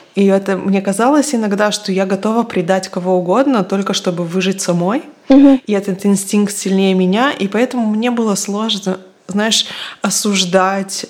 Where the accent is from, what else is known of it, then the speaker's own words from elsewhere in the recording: Israel; я выросла в Израиле